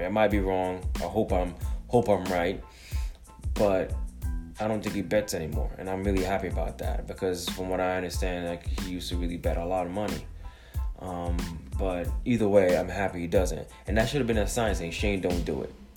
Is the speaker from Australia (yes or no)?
no; Jamaica; I'm Jamaican.